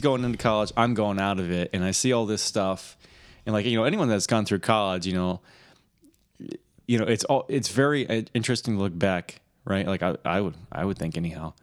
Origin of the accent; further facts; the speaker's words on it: Michigan, United States; accent: Michigan accent; I'm from Michigan